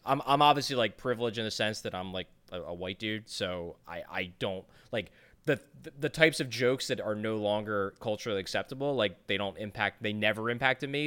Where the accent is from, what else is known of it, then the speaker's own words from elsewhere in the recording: Ireland; I'm Irish